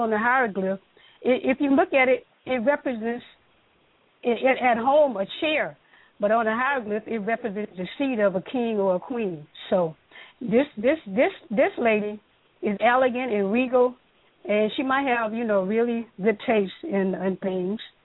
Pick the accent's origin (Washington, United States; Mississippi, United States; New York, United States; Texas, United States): Mississippi, United States; I grew up in Mississippi